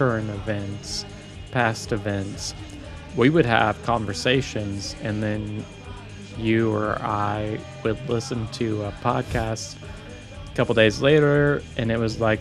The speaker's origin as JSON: {"language": "English", "town": "Ashland", "country": "United States", "tie": "born or raised there", "said": "born and raised in Ashland"}